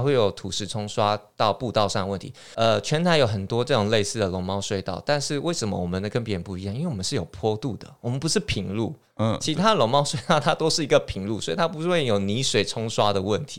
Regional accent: Matsu, Lienchiang County, Taiwan; moved away as an adult; 其实马祖人很多在台湾置产，其实我小时候几乎寒暑假都会到台湾

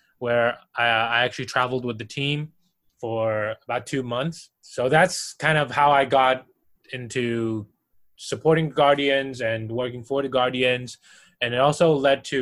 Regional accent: Taiwan; moved away; also born or lived in Austria; being born and raised in Taiwan

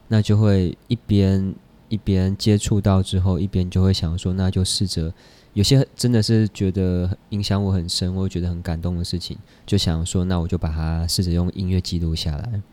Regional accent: Taipei, Taiwan; 我就在台北出生，长大念书这样，因为他们上来台北创业

